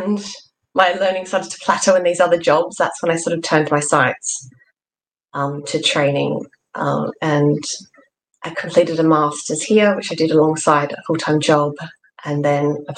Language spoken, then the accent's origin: English; Australia; moved away as an adult; now in England; you can probably tell from my accent that I wasn't born here. I was born in Australia, and that's where I did my undergrad.